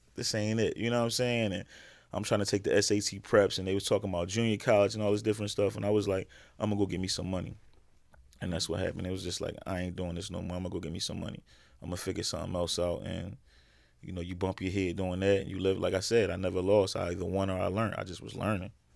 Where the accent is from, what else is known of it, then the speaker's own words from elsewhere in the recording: Philadelphia, Pennsylvania, United States; growing up in West Philly